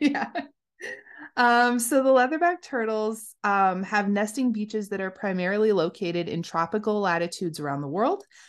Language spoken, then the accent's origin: English; United States; We're American